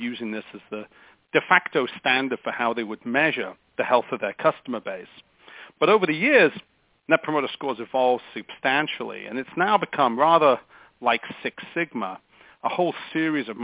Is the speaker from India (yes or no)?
no; England, United Kingdom; moved away as an adult; also born or lived in United States; now in California, United States; So I'm an Englishman by birth and an American by naturalization.